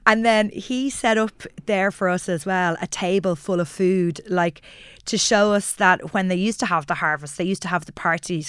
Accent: Ireland; growing up in Ireland

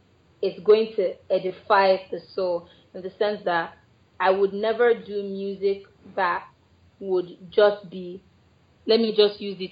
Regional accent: Lagos, Nigeria; born there; now in Abuja, Nigeria; Which is actually funny because I was born in Lagos. I'm a Lagosian by birth.

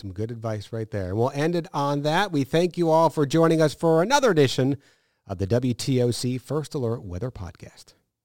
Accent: Albany, New York, United States; moved away; I grew up in Albany, New York

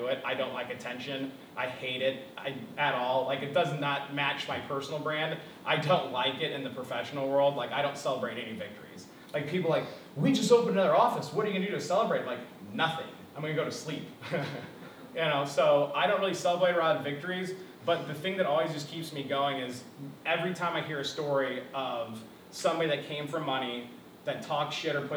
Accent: South County, Missouri, United States; I grew up in South County, dirt poor, right? I went to Melville High School

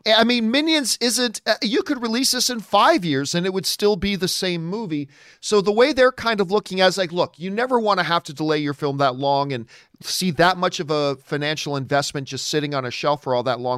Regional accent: Canada; I'm Canadian

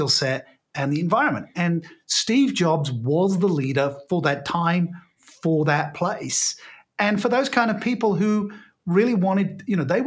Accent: United Kingdom; I'm British by birth

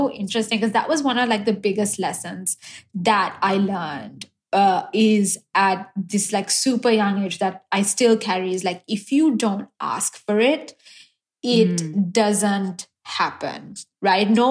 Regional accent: Sri Lanka; moved away as an adult; also born or lived in Pittsburgh; now in United States; I was born and raised in Sri Lanka.

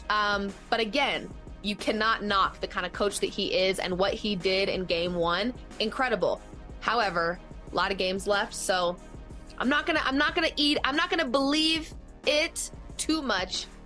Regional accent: Colorado, United States; I am born and raised in Colorado

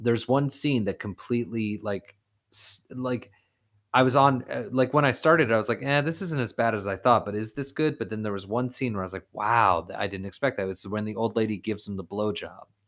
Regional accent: Florida, United States; I'm from Florida

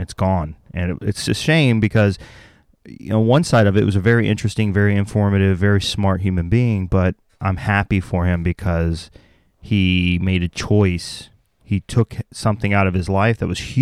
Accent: the South, United States; I'm from the South

